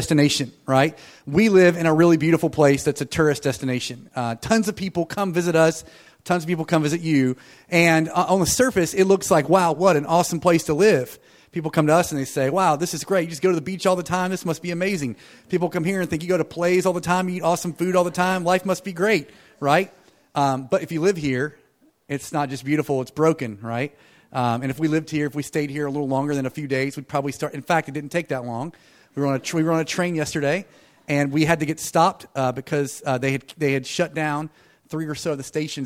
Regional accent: North Carolina, United States; Jill and I planted a church in what is my hometown. It's a little tiny island town, like on the ocean, where we live in North Carolina

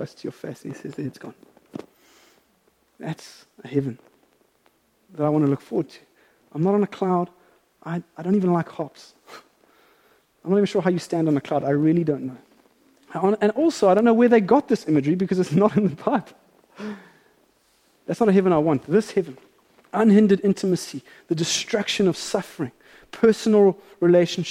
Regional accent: South Africa; as a South African

